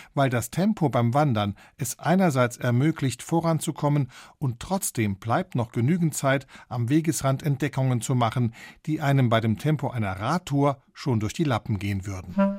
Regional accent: Bostalsee, Saarland, Germany; Ich bin am Bostalsee aufgewachsen

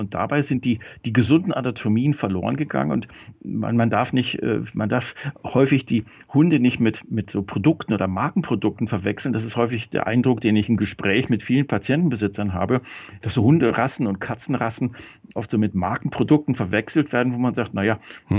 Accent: Germany; wir Deutschen

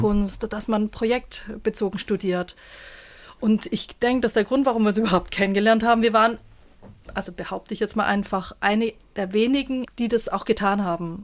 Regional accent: Stuttgart, Baden-Württemberg, Germany; moved away as an adult; also born or lived in Saarland; In Stuttgart gibt es ja ein sehr schönes, wo ich aufgewachsen bin, das Lindenmuseum

